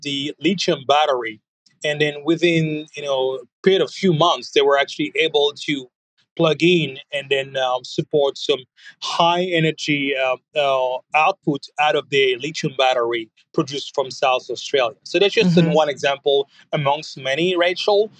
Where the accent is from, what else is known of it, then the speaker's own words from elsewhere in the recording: France; now in United States; I'm, French living in America